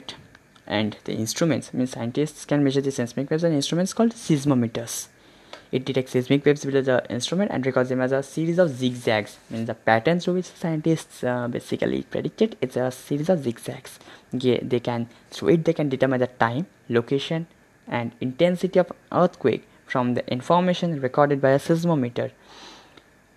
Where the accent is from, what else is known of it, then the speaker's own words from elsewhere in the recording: India; being an Indian